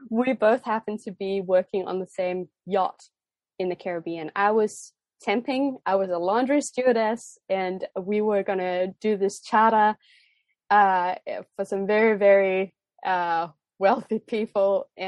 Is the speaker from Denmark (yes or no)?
yes; Denmark; first language Danish; English is a second language; also born or lived in Australia / United States; For those of you who know me, you know that I come from Denmark and that Danish is my first language. But I wouldn't necessarily say that I have the strongest Danish accent when I speak English.